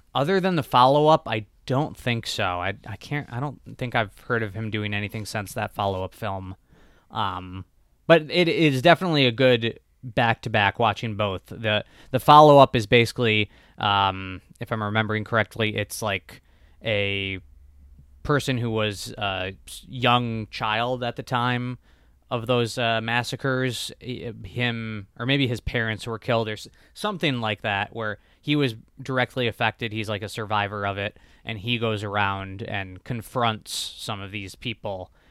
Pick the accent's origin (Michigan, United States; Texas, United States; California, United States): Michigan, United States; home state of Jeff Daniels; he's from my home state